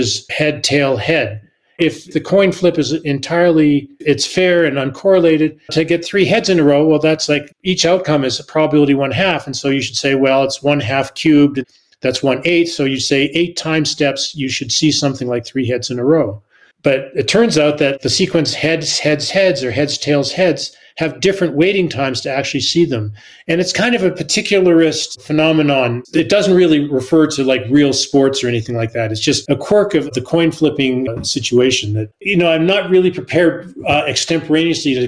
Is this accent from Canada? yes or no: yes; Canada; I'm Canadian